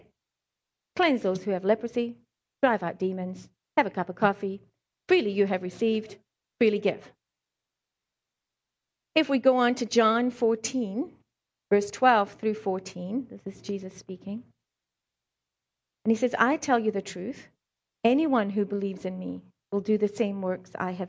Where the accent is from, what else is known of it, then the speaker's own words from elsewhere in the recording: South Africa; accent: South African; also born or lived in Scotland; I was born in Scotland, raised in South Africa, so I have some of the words or maybe some of the way I say a certain thing